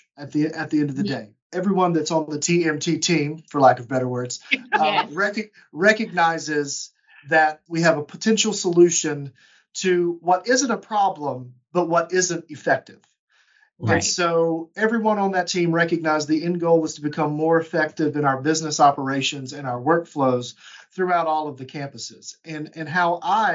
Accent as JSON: {"language": "English", "region": "Georgia", "country": "United States", "moved": "yes", "lives_now": "Chattanooga, United States", "said": "My undergrad was at Georgia College in Georgia because I'm from Georgia"}